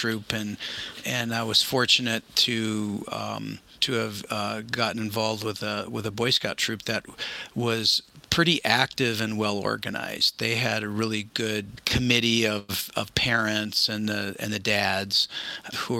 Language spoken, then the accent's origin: English; Seattle, Washington, United States; I grew up in Seattle